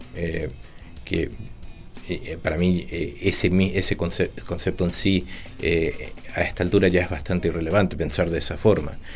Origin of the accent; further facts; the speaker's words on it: Santiago, Santiago Metropolitan Region, Chile; also born or lived in Buenos Aires, Argentina; yo cuando era chico estaba acá en Santiago, y también después en Buenos Aires